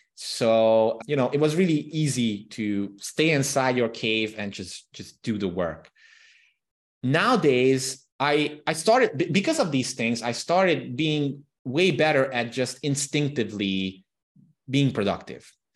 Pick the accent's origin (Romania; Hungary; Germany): Romania; Transylvania; first language Hungarian; English is a second language; the Hungarian minority living in Romania, in the Transylvanian region of Romania, where I'm from